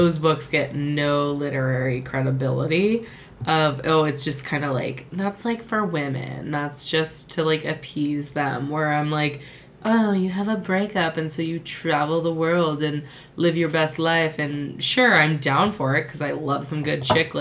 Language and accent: English; United States; I was that idiot American